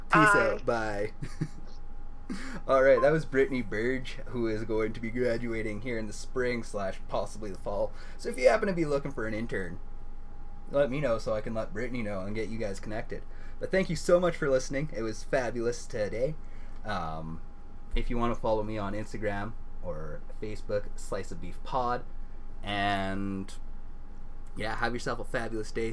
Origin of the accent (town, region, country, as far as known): Canada